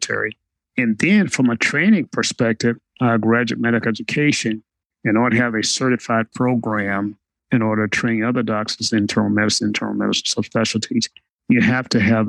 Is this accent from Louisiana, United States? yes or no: no; Westminster, Arkansas, United States; I grew up in Westminster, Arkansas